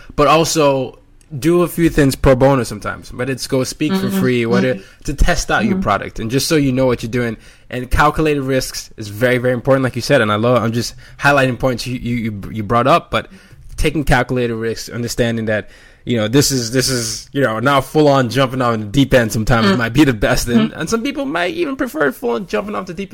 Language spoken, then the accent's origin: English; Nigeria; moved away; I'm Nigerian